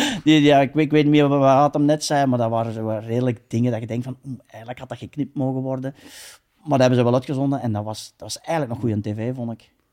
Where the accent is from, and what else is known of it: Belgium